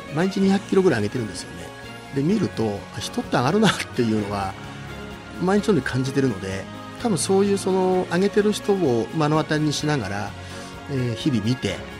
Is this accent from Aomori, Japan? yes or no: no; Nagano, Japan; also born or lived in Tokyo; 将来は地元に帰って長野県に戻って